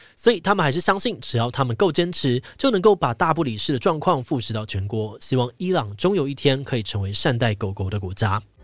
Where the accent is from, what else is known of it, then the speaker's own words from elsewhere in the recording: Taiwan; 身为台湾人